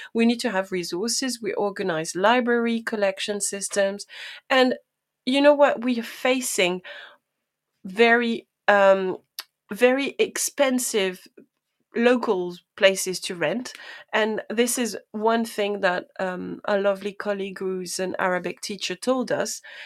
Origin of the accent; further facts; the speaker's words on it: France; first language French; English is a second language; now in United Kingdom; I am, um, French native speaker